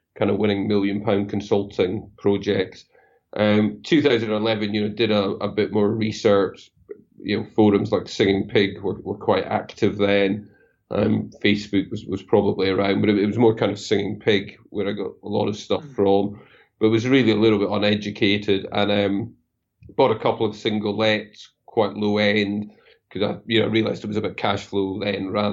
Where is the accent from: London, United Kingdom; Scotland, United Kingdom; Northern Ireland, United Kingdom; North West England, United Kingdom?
Scotland, United Kingdom; I'm Scottish